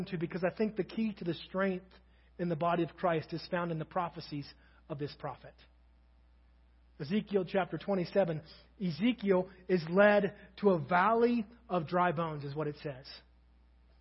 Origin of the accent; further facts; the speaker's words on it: Kentucky, United States; now in Crawford, Nebraska, United States; I'm from Kentucky